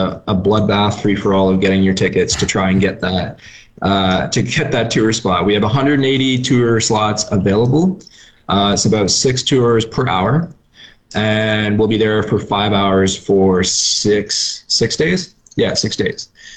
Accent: just north of Toronto, Ontario, Canada; moved away; I'm from Ontario, and this is something that I never would have experienced growing up in, you know, just north of Toronto

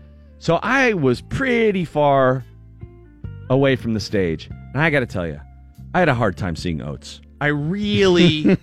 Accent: Erie, Pennsylvania, United States; my Erie compadre.

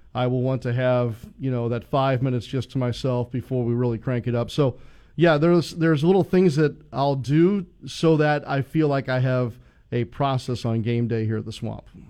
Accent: St. Louis, Missouri, United States; moved away; I grew up in St. Louis

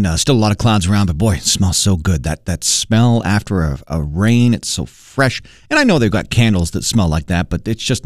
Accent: United Kingdom; growing up being British

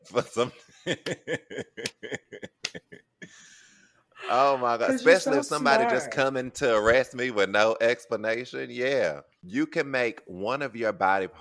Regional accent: New York, United States; As a New Yorker

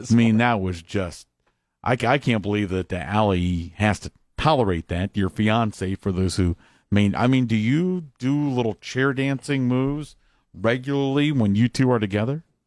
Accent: Columbus, Ohio, United States; I'm from Columbus, where White Castle originated back in the day

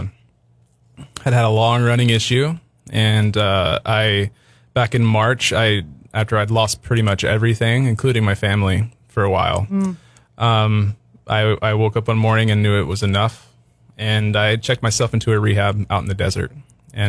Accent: Tennessee, United States; moved away as an adult; now in California, United States; Born and raised in Tennessee, landed in California on my 22nd

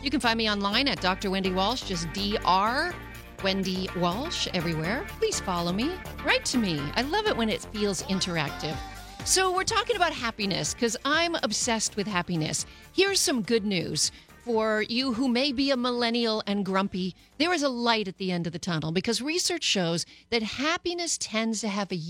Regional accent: Canada

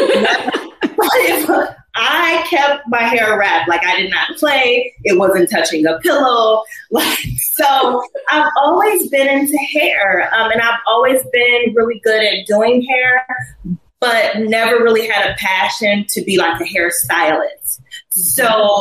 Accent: Cleveland Heights, Ohio, United States; moved away; also born or lived in Atlanta; I was born in Cleveland, Ohio. Cleveland Heights is where I grew up.

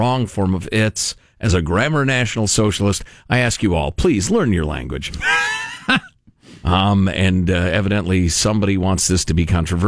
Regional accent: United States

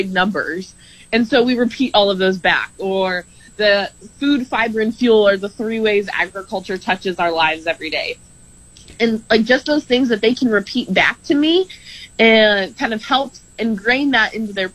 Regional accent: United States; moved away as an adult; now in Lincoln, United States; I am originally from Washington, or just south of Washington, D.C.

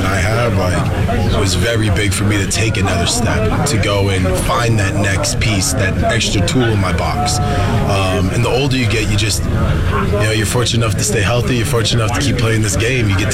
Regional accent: Florida, United States; moved away as an adult; also born or lived in North Jersey / Regina; now in Toronto, Canada; I was raised in Florida

